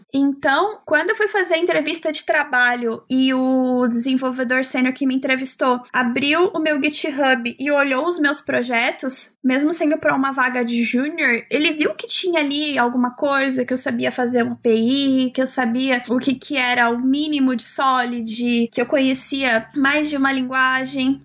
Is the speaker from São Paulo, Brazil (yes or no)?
yes; São Paulo, Brazil; Eu sou de São Paulo